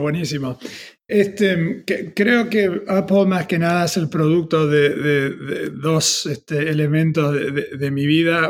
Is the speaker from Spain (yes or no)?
no; Argentina; moved away; also born or lived in United States; siendo argentino